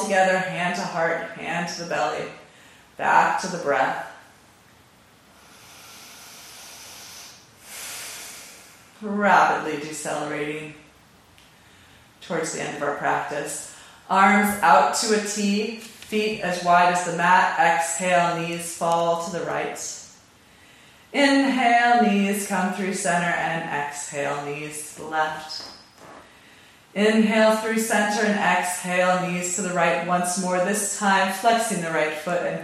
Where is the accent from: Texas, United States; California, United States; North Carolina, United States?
California, United States; I'm from California. I'm not from the Bay Area, but I'm from California